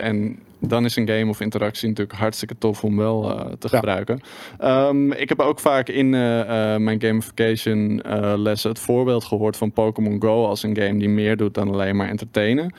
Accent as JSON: {"language": "Dutch", "country": "Netherlands"}